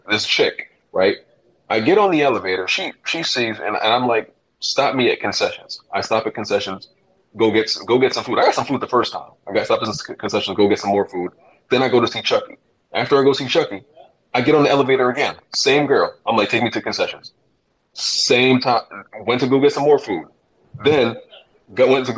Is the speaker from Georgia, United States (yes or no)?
no; New York City, New York, United States; I'm from Brooklyn